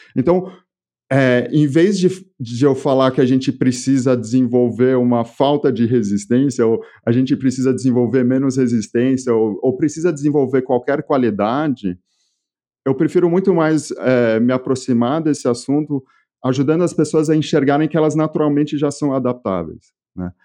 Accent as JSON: {"language": "Portuguese", "region": "São Paulo", "country": "Brazil", "tie": "born or raised there", "also_born_or_lived": "France", "accent": "Brazilian", "said": "E eu nasci em São Paulo, no Brasil, e eu morei praticamente minha vida toda aqui"}